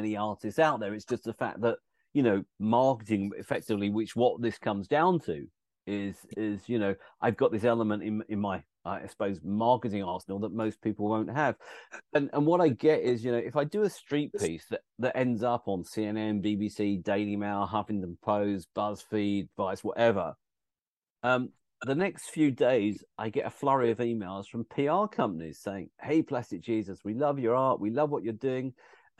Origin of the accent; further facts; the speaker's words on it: United Kingdom; I'm British